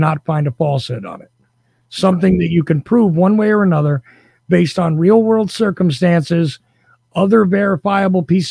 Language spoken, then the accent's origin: English; New Jersey, United States; I was actually born in New Jersey